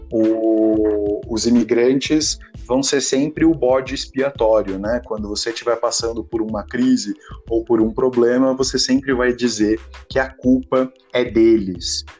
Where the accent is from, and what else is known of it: Bragança Paulista, São Paulo, Brazil; also born or lived in Portugal